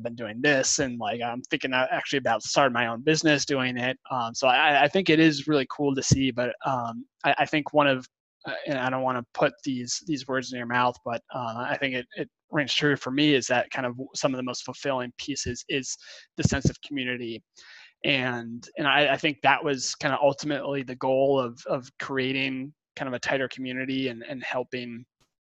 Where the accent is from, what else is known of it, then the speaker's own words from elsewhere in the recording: Concord, Massachusetts, United States; where I grew up in Concord